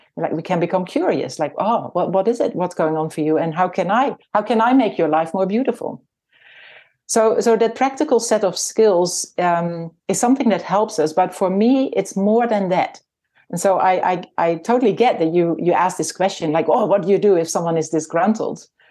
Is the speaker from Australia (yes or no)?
no; Netherlands; moved away as an adult; now in New Zealand; I was born in the Netherlands and, uh, my husband and I came to New Zealand in nineteen ninety-five.